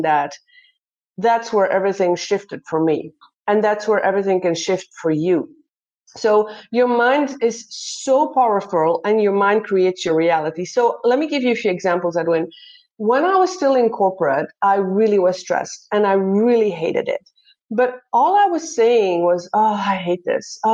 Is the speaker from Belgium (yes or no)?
yes; Belgium; moved away as an adult; also born or lived in Netherlands; now in Brisbane, Australia; I'm originally born and raised in Belgium